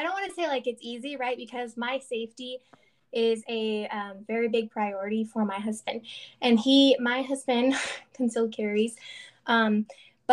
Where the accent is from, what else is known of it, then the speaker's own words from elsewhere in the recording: the South, United States; moved away; we're from the South